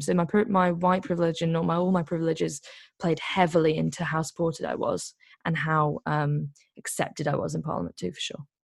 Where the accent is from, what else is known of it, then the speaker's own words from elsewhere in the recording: Liverpool, North West England, United Kingdom; also born or lived in Greece; I'm actually from Liverpool